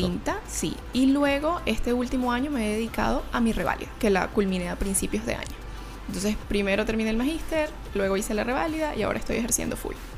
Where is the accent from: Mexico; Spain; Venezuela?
Venezuela; Valencia, Carabobo; moved away as an adult; also born or lived in Canada; now in Chile; una valenciana magallanera de pura cepa